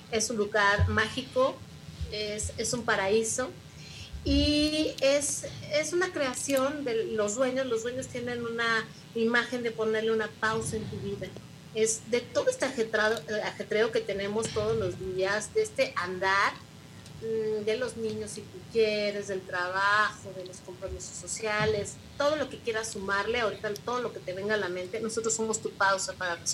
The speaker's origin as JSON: {"language": "Spanish", "region": "Mexico City", "country": "Mexico", "also_born_or_lived": "Cuernavaca", "lives_now": "Tepoztlán, Mexico", "said": "Yo vengo sí de la Ciudad de México, estuve en Cuernavaca viviendo, pero estar aquí es lo más extraordinario que me ha podido pasar."}